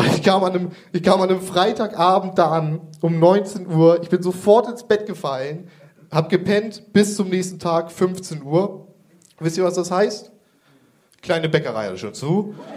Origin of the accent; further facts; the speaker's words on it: Kreis Pinneberg, Schleswig-Holstein, Germany; Ich komme ursprünglich aus dem Kreis Pinneberg